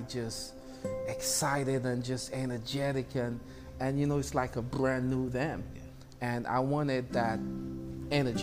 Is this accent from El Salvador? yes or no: no; St. Lucia; moved away as an adult; now in New York, United States; I'm originally from the Caribbean island of St. Lucia.